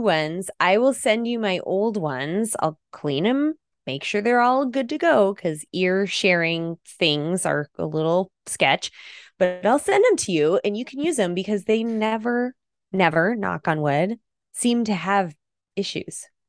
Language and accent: English; Idaho, United States; I'm from Idaho